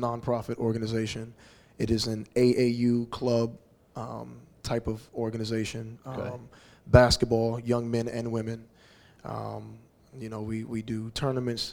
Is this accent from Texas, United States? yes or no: yes; Houston, Texas, United States; moved away as an adult; also born or lived in Los Angeles; coming back to settle down in my hometown of Houston